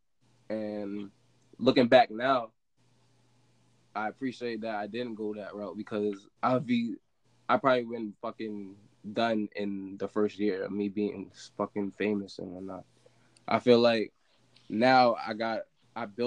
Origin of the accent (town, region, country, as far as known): New London, Connecticut, United States